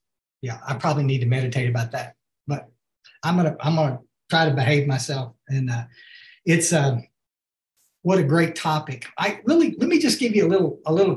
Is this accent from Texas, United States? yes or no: yes; Hill Country, Texas, United States; also born or lived in Houston; I grew up here in the Hill Country